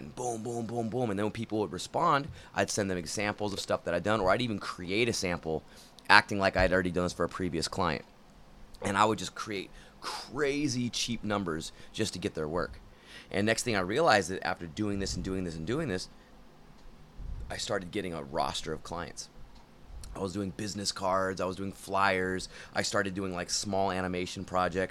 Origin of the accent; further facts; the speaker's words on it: Sacramento, California, United States; moved away as an adult; I was originally from Sacramento, and I moved here to go to art and film school